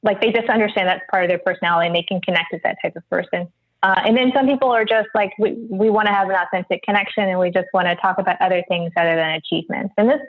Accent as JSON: {"language": "English", "region": "Midwest", "country": "United States", "moved": "yes", "lives_now": "Los Angeles, United States", "said": "I'm from the Midwest"}